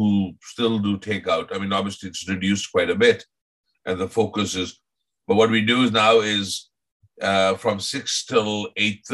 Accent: Mumbai, Maharashtra, India; moved away; I grew up in Bombay

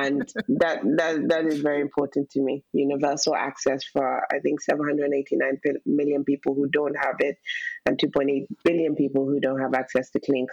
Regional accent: Nigeria; I'm originally from Nigeria

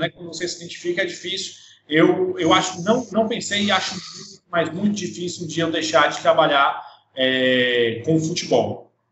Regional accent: Ceará, Brazil; now in Horizonte, Brazil; Eu sou, sou cearense, moro aqui a 40 quilômetros de, de, de, Fortaleza, na cidade de Horizonte

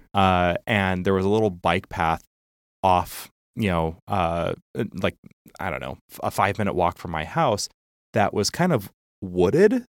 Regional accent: Chicago, Illinois, United States; I was from Chicago

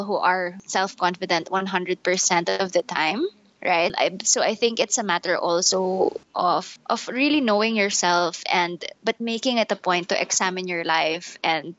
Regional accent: Manila, Metro Manila, Philippines; I'm full Filipino. I was born and raised here in Manila

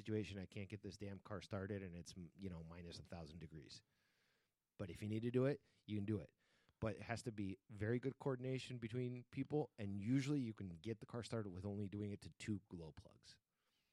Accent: Spain; moved away; since I grew up in Spain

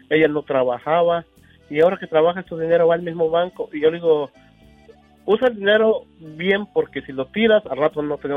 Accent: Tenancingo, State of Mexico, Mexico; Pues a mi pueblo, a Tenancingo, Estado de México.

